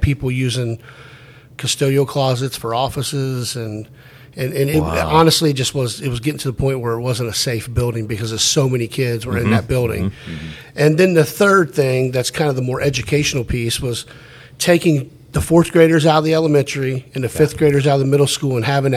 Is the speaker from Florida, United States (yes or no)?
no; Ross, Ohio, United States; I grew up in Ross